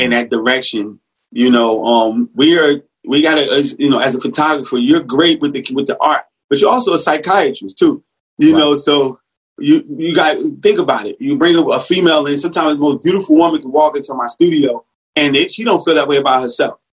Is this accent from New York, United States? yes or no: no; Newark, New Jersey, United States; grew up in North New Jersey